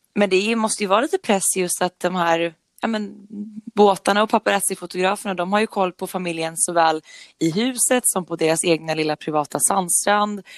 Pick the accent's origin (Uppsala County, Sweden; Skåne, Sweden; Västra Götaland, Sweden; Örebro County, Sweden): Örebro County, Sweden; Nora; Jag är uppvuxen i Nora som ligger norr om Örebro